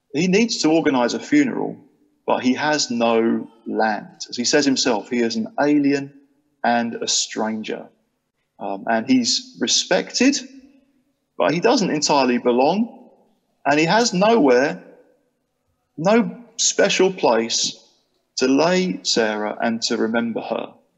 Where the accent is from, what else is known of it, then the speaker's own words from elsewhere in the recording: Chatham, South East England, United Kingdom; moved away as an adult; now in Sheffield, United Kingdom; I'm kind of from a place called Chatham in Kent. Well, I am. That's where I grew up.